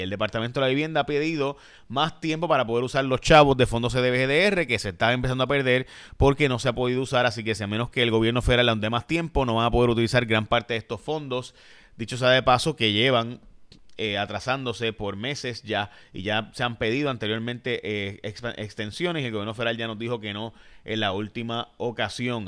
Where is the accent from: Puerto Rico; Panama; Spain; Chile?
Puerto Rico; also born or lived in Chicago, Illinois, United States; nací en Chicago, Illinois. Eh, pero me crié en Puerto Rico totalmente, por si acaso. Así que al año, antes de poder hablar inglés, ya me he mudado aquí